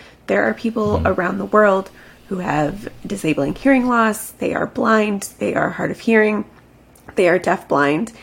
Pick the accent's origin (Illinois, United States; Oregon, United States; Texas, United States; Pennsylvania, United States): Illinois, United States; Chicago; moved away as an adult; now in Florida, United States; I'm actually originally from Chicago